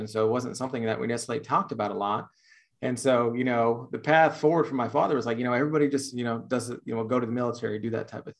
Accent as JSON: {"language": "English", "country": "Netherlands", "tie": "born or raised there", "also_born_or_lived": "Texas", "second_language": "English", "said": "here I am, this kid, born and raised in the Netherlands, coming from Texas"}